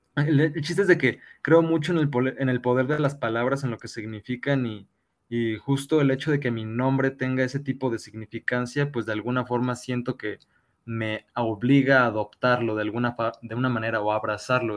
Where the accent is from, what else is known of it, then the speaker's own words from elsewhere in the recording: Mexico; sufrimos como sociedad mexicana